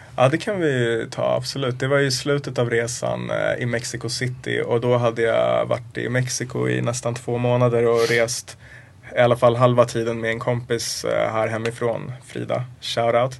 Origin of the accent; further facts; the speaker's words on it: Sweden; jag är också svensk